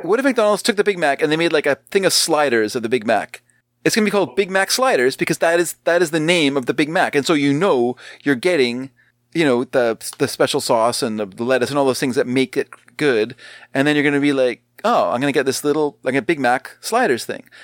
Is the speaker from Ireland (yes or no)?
no; Canada; we are Canadian.